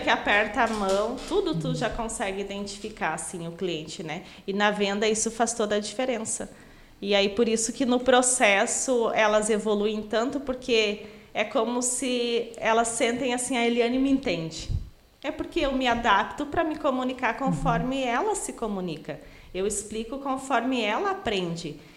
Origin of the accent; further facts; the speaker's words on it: Taquara, Rio Grande do Sul, Brazil; also born or lived in Parobé; now in Sapiranga, Brazil; Eu sou natural de Taquara, mas morei 15 anos em Parobé.